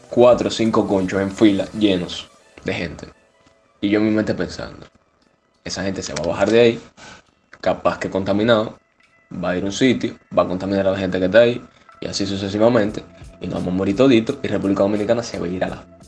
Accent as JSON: {"language": "Spanish", "country": "Cuba", "moved": "yes", "said": "Yo soy de Cuba"}